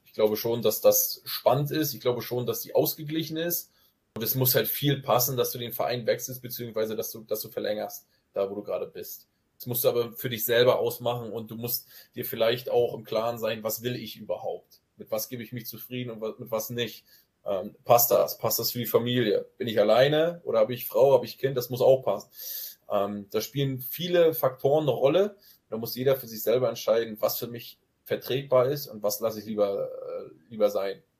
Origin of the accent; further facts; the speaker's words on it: Grevesmühlen area, Mecklenburg-Vorpommern, Germany; accent: Norddeutsch; moved away as an adult; also born or lived in Wismar; now in Zwickau, Germany; Ich wurde in Grevesmühlen geboren, ich habe damals aber mhm. nie in Grevesmühlen gelebt, aber im Umland von Grevesmühlen, äh, kleinere, kleinere Dörfer unweit von Grevesmühlen